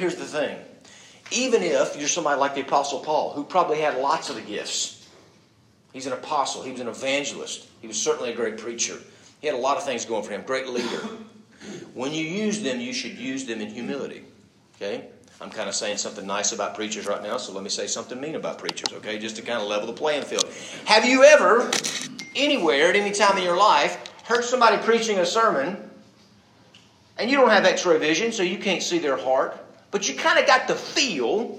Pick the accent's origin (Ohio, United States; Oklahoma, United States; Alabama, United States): Alabama, United States; Birmingham; growing up in Birmingham, the belt buckle of the South